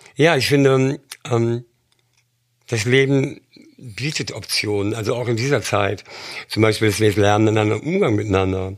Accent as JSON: {"language": "German", "country": "Germany", "also_born_or_lived": "London / Berlin", "moved": "yes", "said": "als Deutscher"}